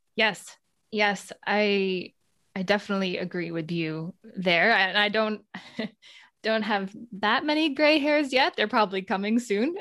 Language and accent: English; United States; moved away as an adult; also born or lived in Netherlands; I came from the United States. That's my home country